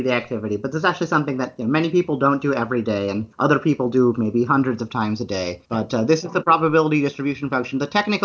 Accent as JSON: {"language": "English", "region": "Illinois", "country": "United States", "tie": "born or raised there"}